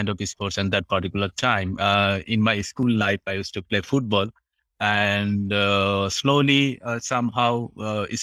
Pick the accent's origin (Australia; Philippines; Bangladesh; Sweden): Bangladesh; Dhaka, Dhaka Division; moved away as an adult; now in Japan; I'm from Bangladesh, the capital from Dhaka city.